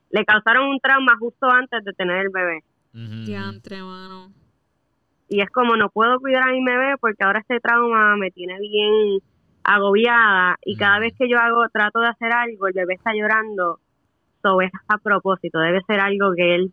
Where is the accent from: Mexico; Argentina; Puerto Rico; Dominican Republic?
Puerto Rico; moved away as an adult; now in United States; Pues, o sea, me fui de Puerto Rico en el 2013.